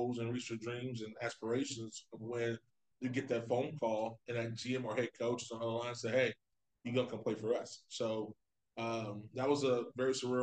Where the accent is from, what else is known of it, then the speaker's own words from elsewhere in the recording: Florida, United States; moved away as an adult; now in Ohio, United States; I'm from Florida